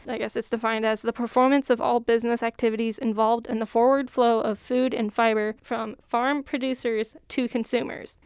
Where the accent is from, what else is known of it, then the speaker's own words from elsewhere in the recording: Courage, South Dakota, United States; I'm from Courage, so we'll go up to Yankton to shop.